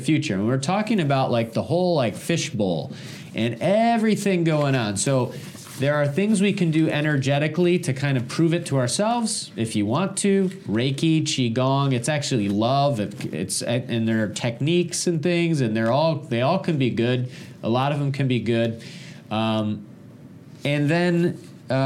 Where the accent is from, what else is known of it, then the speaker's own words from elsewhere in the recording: Michigan, United States; moved away; I'm originally from Michigan.